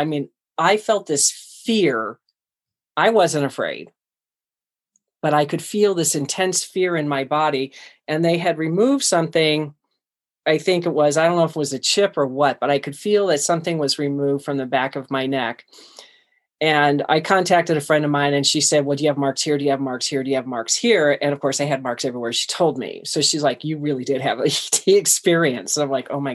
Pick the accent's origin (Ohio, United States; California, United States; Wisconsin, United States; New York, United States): Ohio, United States; Cleveland; moved away; I was born and raised in Cleveland, Ohio